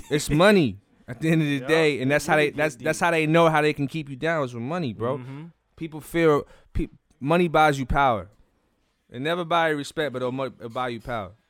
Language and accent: English; Charlotte, North Carolina, United States; I was born and raised in Charlotte.